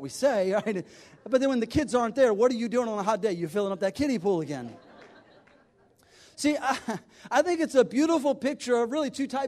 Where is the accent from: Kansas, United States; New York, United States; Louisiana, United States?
Louisiana, United States; South; moved away as an adult; also born or lived in Birmingham; I grew up in South Louisiana